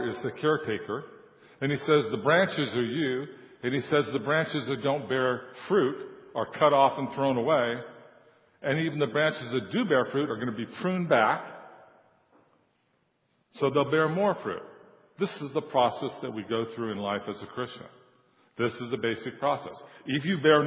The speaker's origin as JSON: {"language": "English", "area": "San Joaquin Valley", "region": "California", "country": "United States", "tie": "born or raised there", "said": "I was born in California and raised in the San Joaquin Valley"}